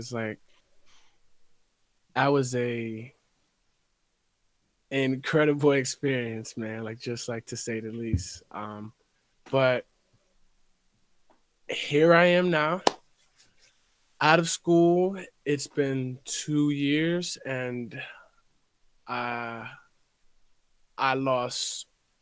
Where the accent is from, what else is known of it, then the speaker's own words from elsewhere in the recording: Reading, Pennsylvania, United States; I'm from Reading, PA. Born and raised.